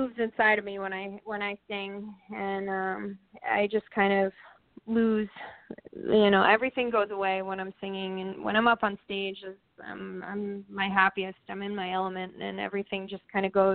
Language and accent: English; Maine, United States; Growing up in the Northeast, like when I grew up in Maine, we were literally on like the last street on the edge of town